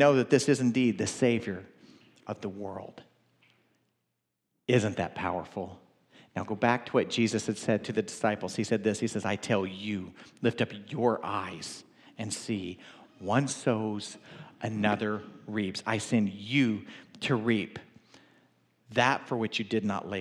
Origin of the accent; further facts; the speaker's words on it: the South, United States; I'm from the South